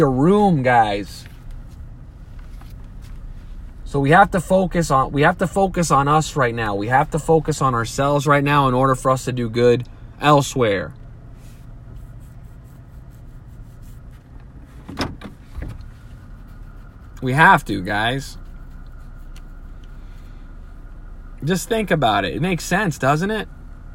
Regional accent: United States; this is the country I was born in. I am an American. And this is my home

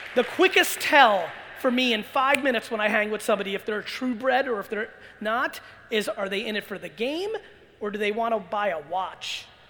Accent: Belarus; I was born in Belarus and former Soviet Union.

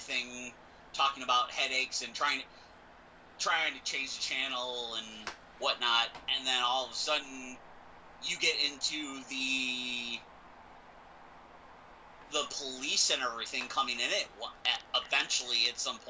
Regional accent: Buffalo, New York, United States; growing up in Buffalo, I had friends that lived in certain, I had friends and family that lived in certain areas of the city

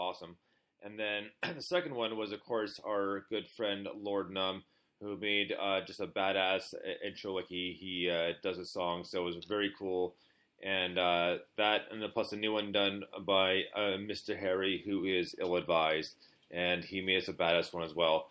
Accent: Montreal, Quebec, Canada; also born or lived in Ottawa; now in London, Canada; I grew up in Montreal.

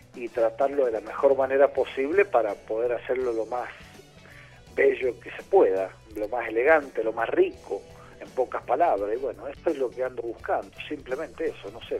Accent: Media Agua, San Juan, Argentina; moved away; also born or lived in Salta; yo nací en Mediagua, en San Juan, en medio de un viñedo

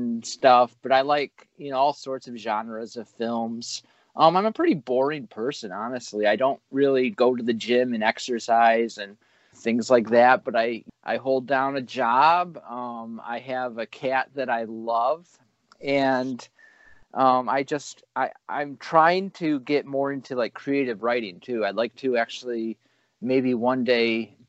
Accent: United States; I am American

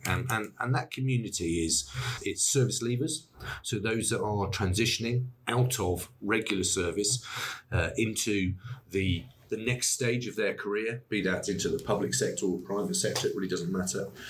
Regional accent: Wiltshire, South West England, United Kingdom; I'm from Wiltshire

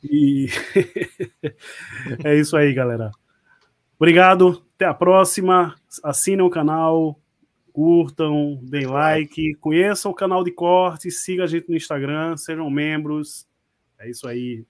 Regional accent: Pernambuco, Brazil; accent: nordestino; also born or lived in Rio de Janeiro; Nascido e criado aqui em Pernambuco, o Rio de Janeiro tá só na certidão. Né? Pernambucano de corpo e alma.

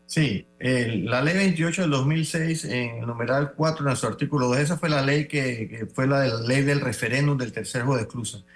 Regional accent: Panama; como panameños

